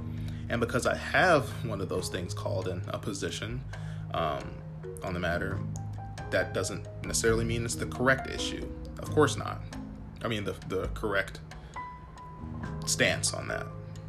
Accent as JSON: {"language": "English", "country": "United States", "said": "And yes, an American. But above all things, I'm an American first"}